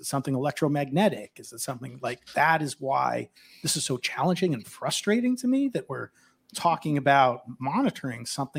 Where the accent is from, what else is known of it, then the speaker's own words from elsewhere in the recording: Montana, United States; I'm from Montana